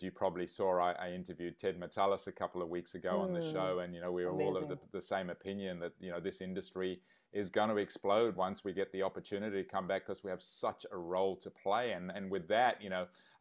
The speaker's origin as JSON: {"language": "English", "country": "Zimbabwe", "tie": "born or raised there", "said": "I grew up in Zimbabwe"}